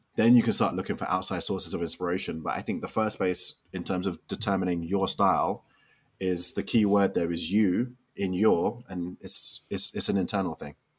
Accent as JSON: {"language": "English", "region": "London", "country": "United Kingdom", "tie": "born or raised there", "moved": "as an adult", "lives_now": "Chicago, United States", "said": "growing up in Western society, initially in in London and now in Chicago."}